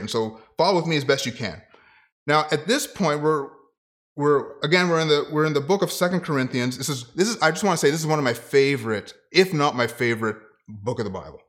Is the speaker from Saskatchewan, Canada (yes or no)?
no; Ottawa, Ontario, Canada; moved away; also born or lived in Kitchener; to be a youth pastor at a church, um, in Ottawa, in my hometown